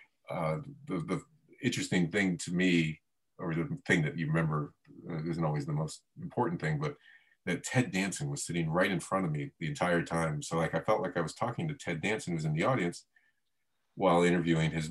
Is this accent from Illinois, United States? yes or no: no; Florida, United States; moved away; also born or lived in Miami; I was born in Miami and grew up in Florida, but I didn't become a Floridian until I left.